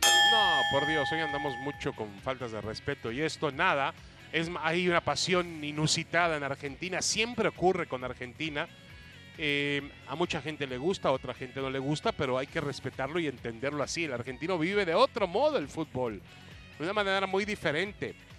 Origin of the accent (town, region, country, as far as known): Mexico